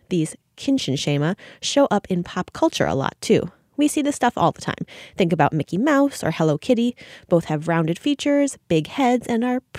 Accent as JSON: {"language": "English", "town": "Juana Diaz", "country": "Puerto Rico", "said": "we are from Juana Diaz, Puerto Rico."}